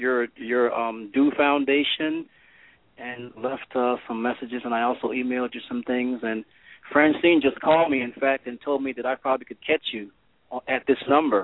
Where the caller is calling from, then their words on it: Orlando, Florida, United States; I'm calling from Orlando.